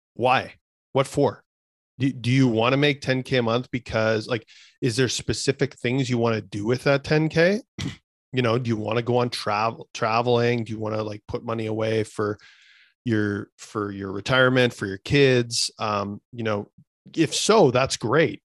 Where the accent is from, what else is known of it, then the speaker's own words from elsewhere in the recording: Canada; I'm a kid from Canada